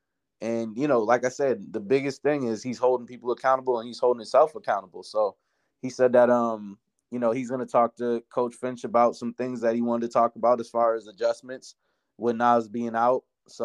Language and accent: English; Boston, Massachusetts, United States; moved away as an adult; now in Minneapolis, United States; My hometown versus my new town.